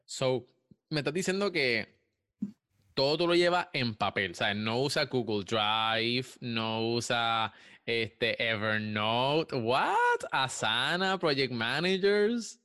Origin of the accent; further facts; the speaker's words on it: Puerto Rico; yo soy de Puerto Rico también